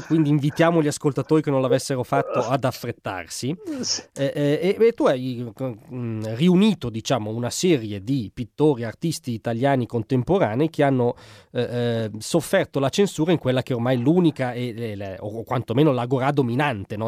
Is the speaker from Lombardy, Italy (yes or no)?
yes; Como, Lombardy, Italy; io vengo da Como